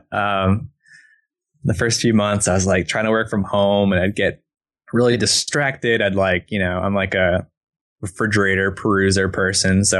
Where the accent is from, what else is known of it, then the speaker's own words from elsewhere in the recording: East Coast, United States; moved away as an adult; now in Portland, United States; I'm from the East Coast originally.